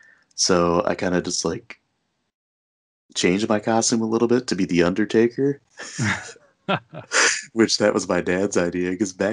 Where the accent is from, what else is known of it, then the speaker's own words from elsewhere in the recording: the Thumb, Michigan, United States; I grew up in the Thumb, so there's a lot of little small towns